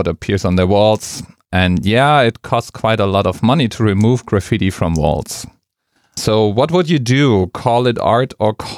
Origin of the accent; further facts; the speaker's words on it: Frankfurt, Hesse, Germany; my hometown, Frankfurt